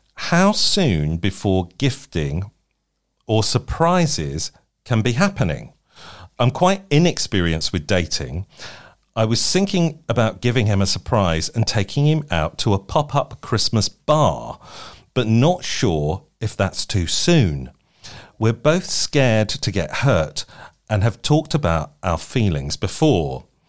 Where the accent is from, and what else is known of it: United Kingdom